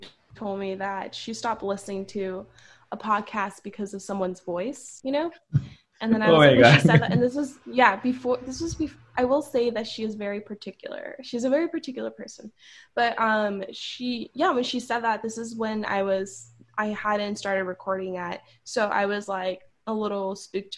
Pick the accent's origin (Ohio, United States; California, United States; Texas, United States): California, United States; Los Angeles; accent: Valley girl; I'm from Southern California. I was born and raised here. I'm from LA. I'm from the Valley. So I'm a Valley girl.